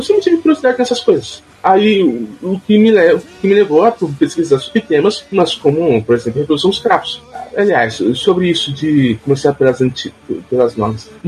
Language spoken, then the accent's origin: Portuguese; São Paulo, Brazil; sou estado de São Paulo, moro em, quer dizer, moro na divisa entre Taboão da Serra e São Paulo, lado tabonense.